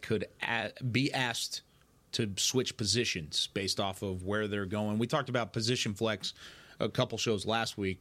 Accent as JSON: {"language": "English", "town": "Waco", "region": "Texas", "country": "United States", "tie": "born or raised there", "also_born_or_lived": "Hewitt, Texas", "said": "As a Waco, Texas native myself"}